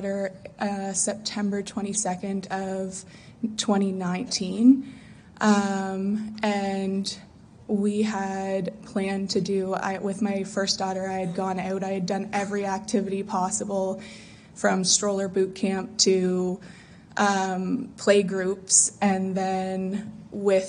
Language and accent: English; Truro, Nova Scotia, Canada; I'm from Truro, Nova Scotia, and I'm a substitute teacher